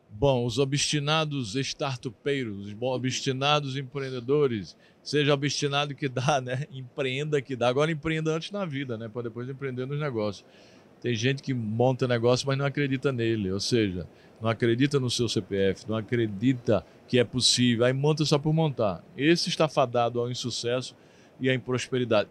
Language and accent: Portuguese; southern Paraíba, Brazil; sou do Sul, do Sul da Paraíba